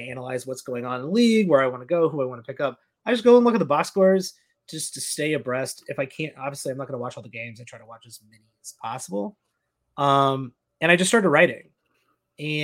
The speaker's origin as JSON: {"language": "English", "region": "downstate Illinois", "country": "United States", "tie": "born or raised there", "moved": "as an adult", "lives_now": "Chicago, United States", "said": "I'm from downstate Illinois"}